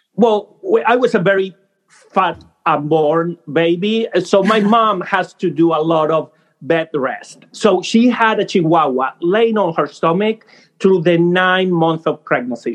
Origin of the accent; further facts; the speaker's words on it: Argentina; English is a second language; moved away as an adult; now in United States; I grew up in Argentina